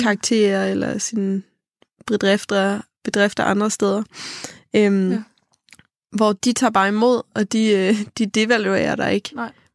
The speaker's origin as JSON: {"language": "Danish", "area": "Funen", "region": "Southern Denmark", "country": "Denmark", "moved": "as an adult", "lives_now": "Copenhagen, Denmark", "said": "hjemme på Fyn. Jeg bor i København nu"}